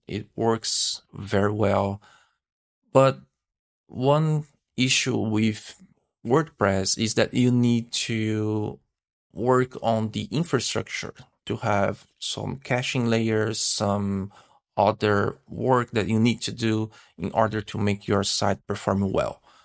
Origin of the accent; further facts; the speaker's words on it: Brazil; now in Canada; I live in Canada. I'm from Brazil, actually, but I'm living in Canada.